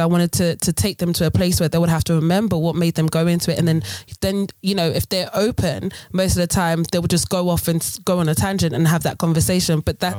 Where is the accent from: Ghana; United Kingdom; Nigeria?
Ghana; You know, being Ghanaian, we love our hall parties. We love all these different things.